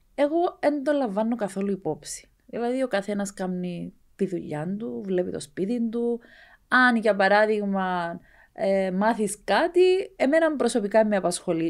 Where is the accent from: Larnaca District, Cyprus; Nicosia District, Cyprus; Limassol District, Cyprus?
Larnaca District, Cyprus; Skarinou; εμένα το χωριό μου ένα, ήταν ένα πολύ μικρό χωριό